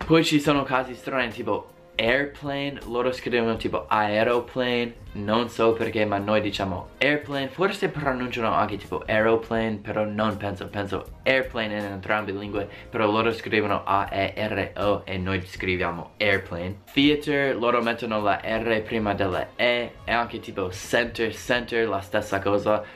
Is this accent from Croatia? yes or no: no; United States; Italian is a second language; io sono americano